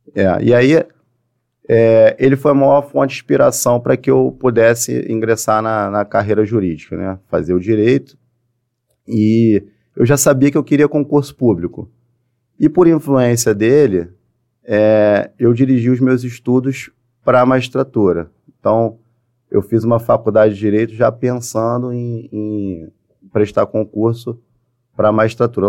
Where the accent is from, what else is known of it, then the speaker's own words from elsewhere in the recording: Niterói, Rio de Janeiro, Brazil; Eu, eu sou de Niterói.